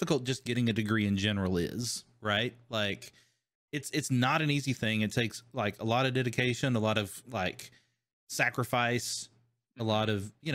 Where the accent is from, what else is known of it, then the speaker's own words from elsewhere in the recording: Kentucky, United States; moved away; I grew up in Kentucky